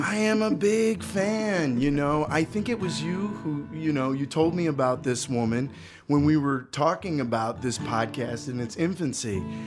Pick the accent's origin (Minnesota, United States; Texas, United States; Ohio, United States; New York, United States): Ohio, United States; in my community where I grew up in Ohio, which isn't that far away from Kentucky